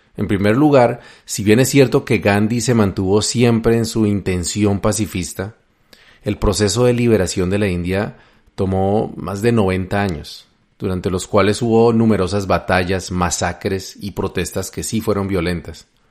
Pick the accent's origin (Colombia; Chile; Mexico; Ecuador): Colombia; mi país, Colombia